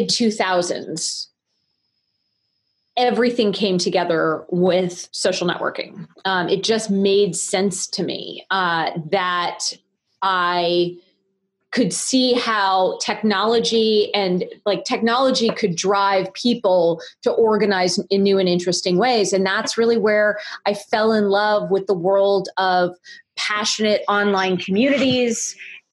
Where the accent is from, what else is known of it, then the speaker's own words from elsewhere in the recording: Cupertino, California, United States; I grew up in Cupertino, California